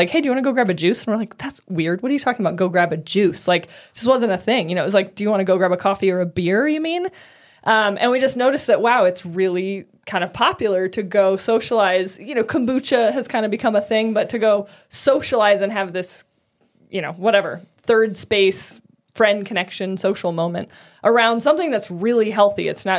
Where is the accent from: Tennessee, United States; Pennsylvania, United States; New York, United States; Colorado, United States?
Colorado, United States; Boulder; In Boulder.